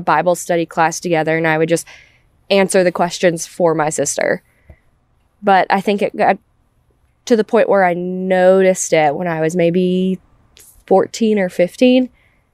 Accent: Mount Pleasant, South Carolina, United States; I was born in Mount Pleasant, South Carolina

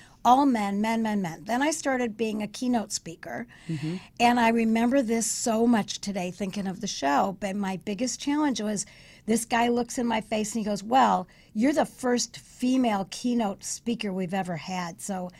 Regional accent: London, United Kingdom; accent: London; I was right out of London. I still had my little inflection, my London accent.

